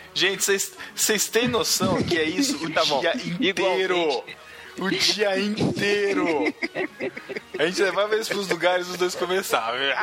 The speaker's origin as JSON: {"language": "Portuguese", "town": "Botucatu", "region": "São Paulo", "country": "Brazil", "tie": "born or raised there", "said": "botucuda daqui da minha terrinha"}